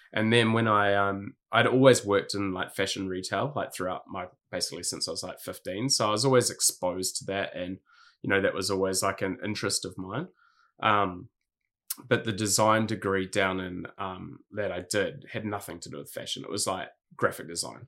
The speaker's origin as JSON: {"language": "English", "region": "Hawke's Bay", "country": "New Zealand", "tie": "born or raised there", "also_born_or_lived": "Sydney, Australia", "moved": "yes", "lives_now": "Gold Coast, Australia", "said": "I grew up in Hawke's Bay, um, in New Zealand"}